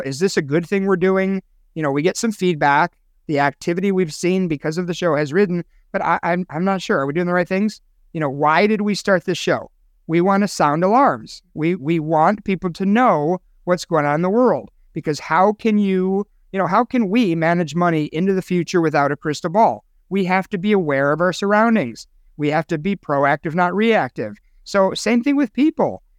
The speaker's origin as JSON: {"language": "English", "town": "Chicago", "region": "Illinois", "country": "United States", "tie": "born or raised there", "moved": "yes", "said": "my hometown of Chicago"}